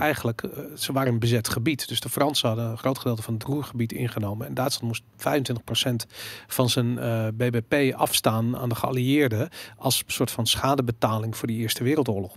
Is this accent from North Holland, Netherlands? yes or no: yes; Amsterdam, North Holland, Netherlands; ik ben opgegroeid rond het Waterloopplein.